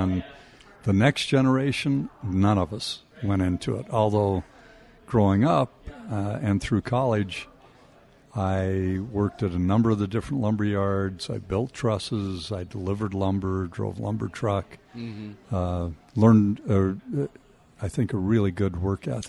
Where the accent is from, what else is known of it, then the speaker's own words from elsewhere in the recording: Salt Lake City, Utah, United States; also born or lived in Logan, Utah / Ogden, Utah; we moved away from Logan to Salt Lake City when I was 7. My dad came down as manager of the lumberyard here on 5th East.